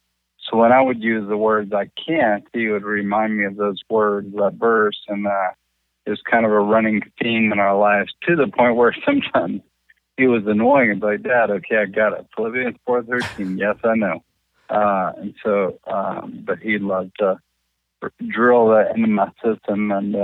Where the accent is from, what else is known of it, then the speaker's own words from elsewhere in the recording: Hendersonville, Tennessee, United States; Yeah, Hendersonville, Tennessee.